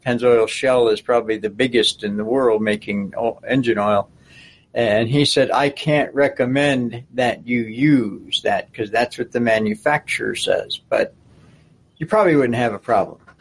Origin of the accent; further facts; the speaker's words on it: Buffalo, New York, United States; growing up in the Buffalo area